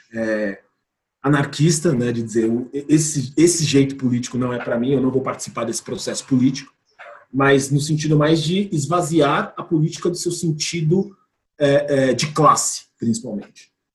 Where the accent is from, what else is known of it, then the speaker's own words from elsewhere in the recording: São Paulo, Brazil; eu sou de São Paulo